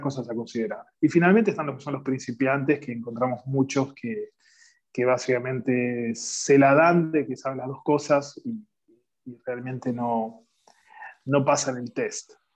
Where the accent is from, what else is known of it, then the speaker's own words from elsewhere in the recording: Rosario, Santa Fe, Argentina; moved away as an adult; also born or lived in Buenos Aires; now in United States; Soy originario de Rosario